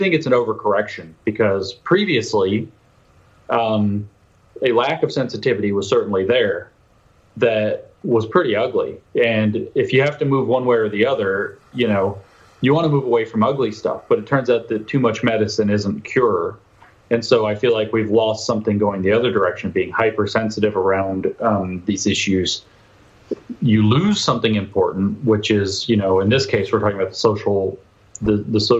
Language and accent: English; United States; I'm an American